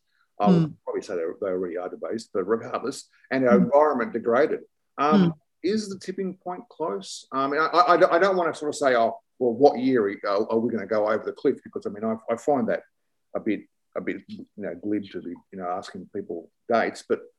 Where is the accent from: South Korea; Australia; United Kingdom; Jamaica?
Australia; Sydney, New South Wales; I grew up in Summer Hill.